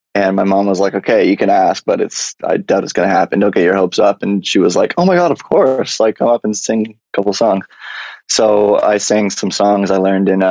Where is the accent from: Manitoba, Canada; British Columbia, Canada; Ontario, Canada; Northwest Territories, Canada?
Ontario, Canada; London; moved away as an adult; also born or lived in Toronto, Ontario; now in Los Angeles, United States; I grew up in London, Ontario, moved to Toronto about 8 years ago